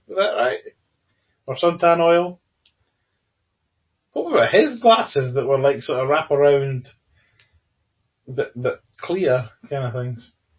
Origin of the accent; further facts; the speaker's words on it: United Kingdom; That's only because they know we'd complain because we're British.